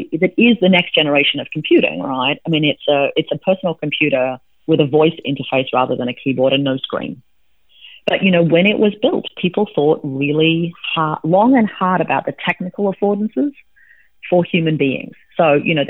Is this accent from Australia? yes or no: yes; Australia; now in United States; I'm an Australian citizen